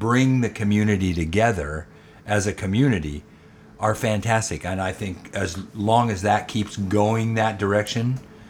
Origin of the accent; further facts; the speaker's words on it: Northern California, United States; moved away as an adult; also born or lived in Los Angeles, California; now in Shreveport, United States; I grew up in Northern California in the 50s.